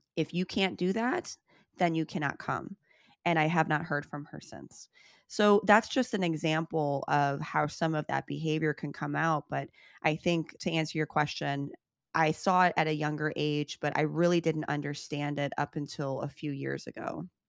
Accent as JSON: {"language": "English", "town": "Chicago", "region": "Illinois", "country": "United States", "tie": "born or raised there", "said": "I grew up in Chicago, born and raised"}